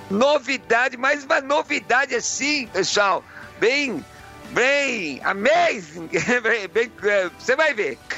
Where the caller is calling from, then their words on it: Jacareí, São Paulo, Brazil; Olá, bom dia Rádio Vida. … sou de Jacareí.